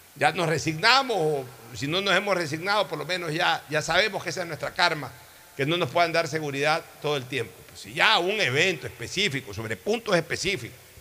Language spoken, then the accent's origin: Spanish; Guayaquil, Guayas, Ecuador; Yo simplemente soy un guayaquileño